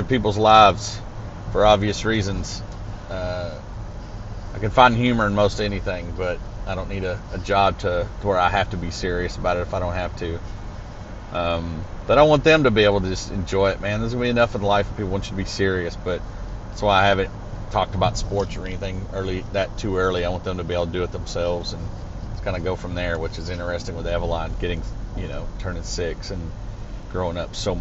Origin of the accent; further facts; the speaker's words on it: Arkansas, United States; now in Lebanon, Tennessee, United States; Growing up in Arkansas, there was a lot of fighting, a lot of school.